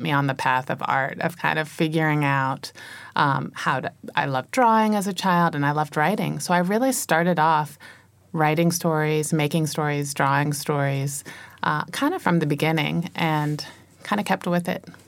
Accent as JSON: {"language": "English", "region": "Virginia", "country": "United States", "tie": "born or raised there", "said": "I was born and raised in the United States in Virginia"}